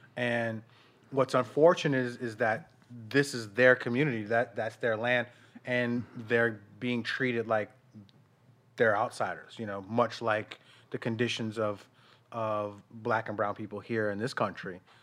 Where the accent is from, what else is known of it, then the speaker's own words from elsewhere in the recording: Denver, Colorado, United States; moved away as an adult; I was from Denver